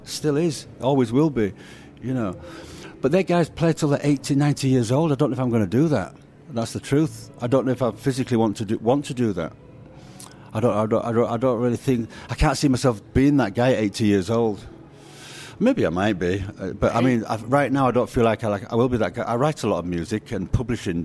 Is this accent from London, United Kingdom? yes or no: no; Leeds, Yorkshire and the Humber, United Kingdom; I grew up in Leeds in a Jamaican neighborhood.